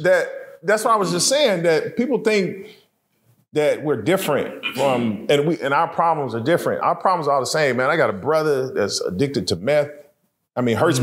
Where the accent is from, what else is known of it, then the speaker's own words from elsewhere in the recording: Kansas City, Missouri, United States; now in Dallas, United States; I grew up in Kansas City